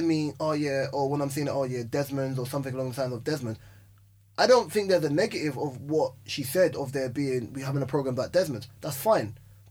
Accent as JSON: {"language": "English", "region": "London", "country": "United Kingdom", "tie": "born or raised there", "said": "I grew up in South."}